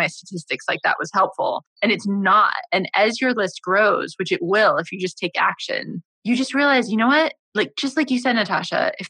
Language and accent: English; United States; I grew up in America